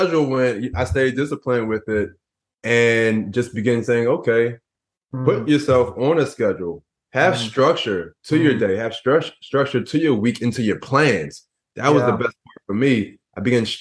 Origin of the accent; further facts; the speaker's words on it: Philadelphia, Pennsylvania, United States; I grew up in Philadelphia and, you know, in the ghettos of Philadelphia